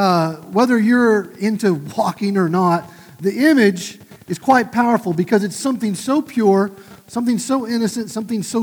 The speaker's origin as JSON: {"language": "English", "area": "just south of Tulsa", "region": "Oklahoma", "country": "United States", "tie": "born or raised there", "said": "my hometown, just south of Tulsa"}